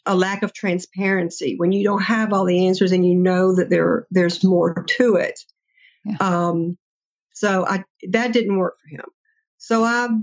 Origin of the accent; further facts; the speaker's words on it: near Fort Benning, Georgia, United States; I grew up near Fort Benning, and so I was very familiar with the military culture